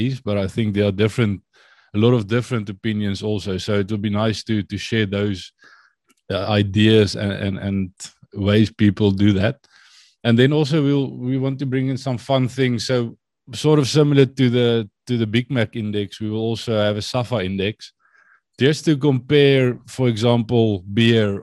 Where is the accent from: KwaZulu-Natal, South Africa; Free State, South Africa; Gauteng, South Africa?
Gauteng, South Africa; Vanderbijlpark; moved away as an adult; also born or lived in Potchefstroom; now in Netherlands; born and raised in Gauteng.